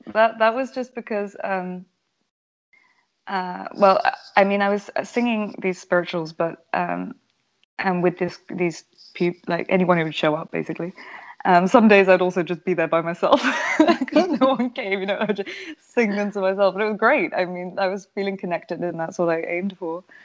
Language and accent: English; United Kingdom; now in Amsterdam, Netherlands; I'm British, British originally